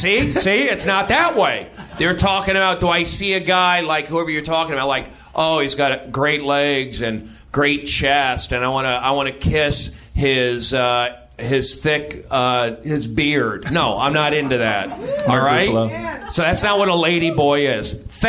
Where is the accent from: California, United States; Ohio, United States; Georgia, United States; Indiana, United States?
California, United States; Los Angeles; also born or lived in New York; I grew up here in Los Angeles. People don't get along. I lived in New York.